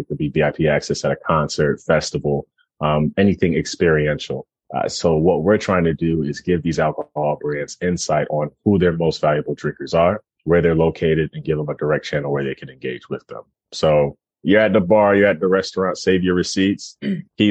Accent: Jamaica; also born or lived in Philadelphia; I'm Jamaican

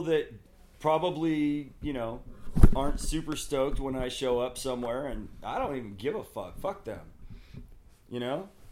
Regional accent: Oregon, United States; moved away as an adult; also born or lived in La Mirada, California / Palm Springs, California / Oceanside, California; now in Northern California, United States; those twelve years, first grade through twelfth grade, I spent in Oregon teenage years in the 80s.

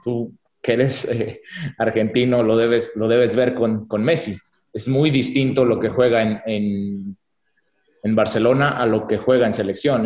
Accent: Mexico; nosotros como mexicanos

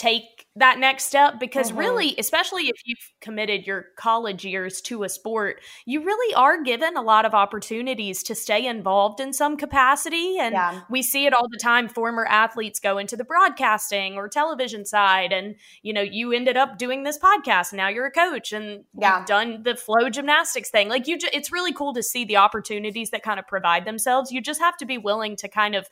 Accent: the South, United States; I'm from the South

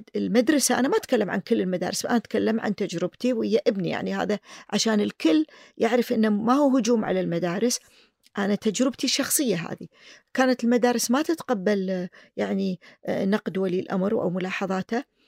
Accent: Kuwait

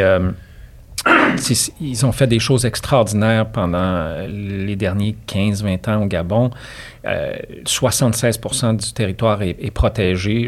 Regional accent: La Tuque, Quebec, Canada; moved away; also born or lived in Montreal; je viens de Latuc

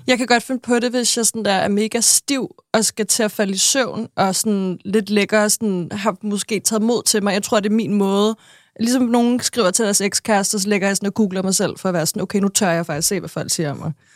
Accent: Næstved, Zealand, Denmark; jeg er født og vokset i Næstved

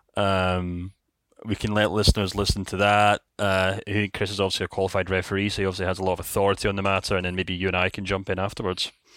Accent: Scotland, United Kingdom; we're Scottish

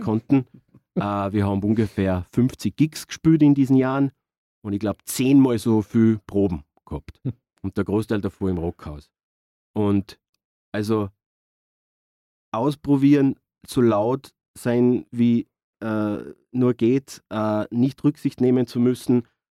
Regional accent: Innergebirg, Salzburg, Austria; moved away as an adult; now in Salzburg, Austria; bin ich aus dem Innergebirg und bin auch dann in die Stadt gezogen mit Anfang 20

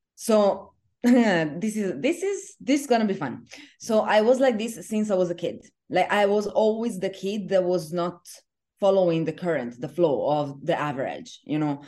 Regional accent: Venice, Veneto, Italy; moved away as an adult; now in Dubai, United Arab Emirates; I am originally from Venice, Italy

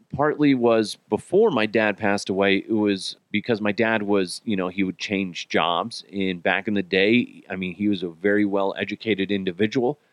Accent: Broomfield, Colorado, United States; also born or lived in Arizona; the majority of my childhood was in the great city of Broomfield, Colorado

